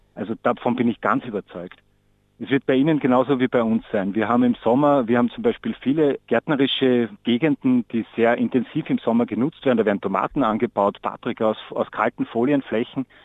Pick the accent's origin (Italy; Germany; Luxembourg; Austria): Austria; bei uns in Österreich